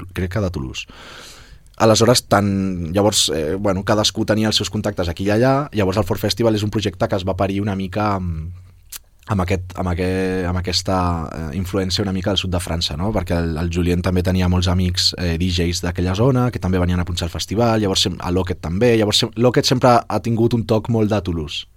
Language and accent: Catalan; Barcelona, Catalonia, Spain; jo sóc de les Corts